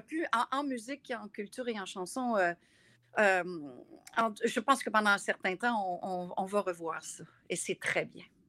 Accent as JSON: {"language": "French", "area": "Gaspésie", "region": "Quebec", "country": "Canada", "said": "je viens de la Gaspésie"}